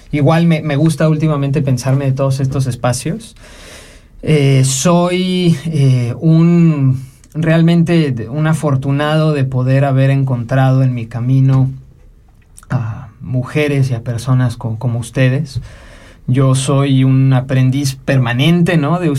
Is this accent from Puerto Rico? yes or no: no; Mexico; also born or lived in Mexico City, Mexico / Monterrey, Mexico / Guápulo, Ecuador / Magdalena del Mar, Peru; now in Switzerland; me gusta pensar que soy de muchísimos lados también, ¿no? Porque si bien tuve mi crianza en México, ¿no? Entre la Ciudad de México eh